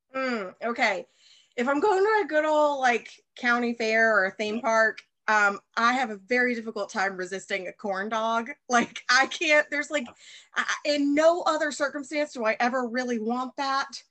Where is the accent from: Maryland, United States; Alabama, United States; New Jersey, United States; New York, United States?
Alabama, United States; moved away as an adult; also born or lived in Chicago; I'm from Alabama and um and I'm back here in the South now